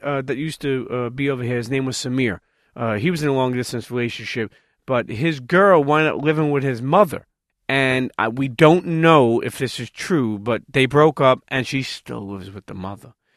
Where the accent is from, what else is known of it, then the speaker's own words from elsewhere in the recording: New York City, New York, United States; us New Yorkers